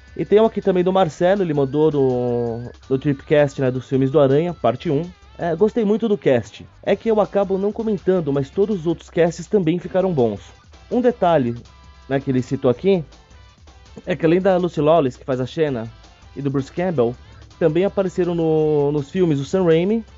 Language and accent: Portuguese; São Paulo, Brazil; Eu, como bom paulistano que sou